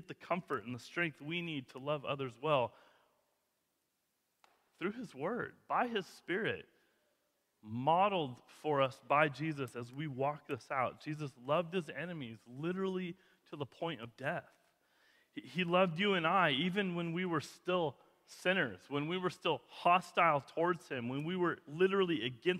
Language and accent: English; Kootenai County, Idaho, United States; growing up in Kootenai County, this was always like a lower class community.